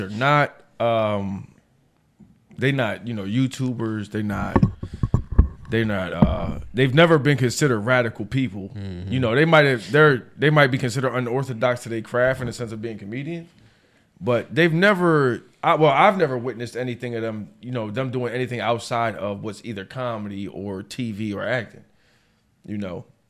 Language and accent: English; United States; I'm American to the day I die.